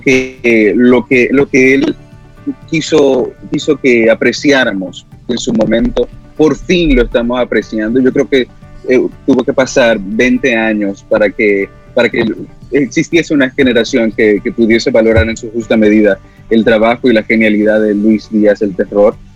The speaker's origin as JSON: {"language": "Spanish", "country": "Dominican Republic", "said": "con lo que somos como dominicanos"}